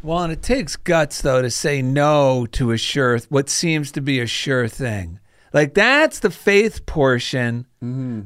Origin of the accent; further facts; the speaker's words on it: New Jersey, United States; now in California, United States; I grew up in New Jersey